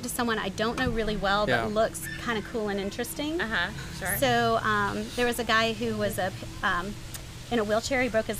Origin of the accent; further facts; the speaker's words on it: Atlanta, Georgia, United States; I grew up in Atlanta